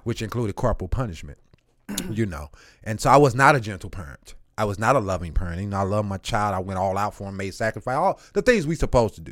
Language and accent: English; St. Louis, Missouri, United States; also born or lived in Eureka, Missouri; I'm bussed from South St. Louis 27 miles away from my home.